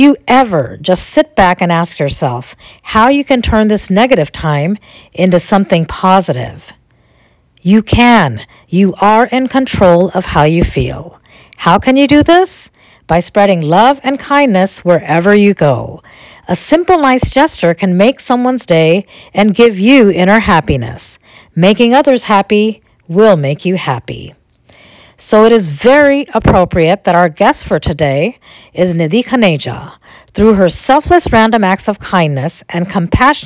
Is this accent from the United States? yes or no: yes; Boise, Idaho, United States; moved away as an adult; now in Maryland, United States; I am originally from Boise, Idaho